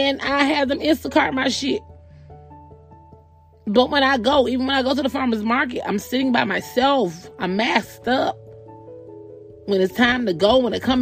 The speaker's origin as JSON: {"language": "English", "region": "the South", "country": "United States", "said": "I'm also from the South"}